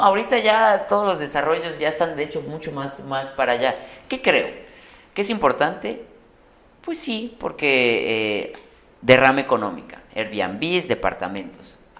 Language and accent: Spanish; Yucatán, Mexico; como yucateco